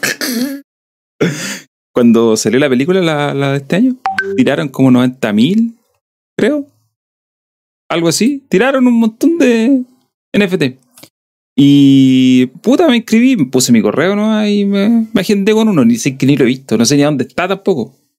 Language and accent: Spanish; southern Chile, Chile; accent: sureño (southern Chilean); tengo el que tengo, el que es de acá sureño de toda mi vida, que ni siquiera sé si es muy sureño